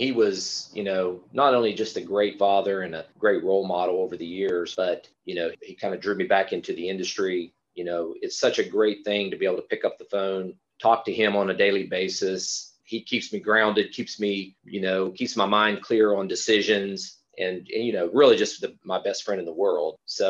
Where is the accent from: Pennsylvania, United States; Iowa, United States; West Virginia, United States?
West Virginia, United States; So I grew up in West Virginia, very small town there.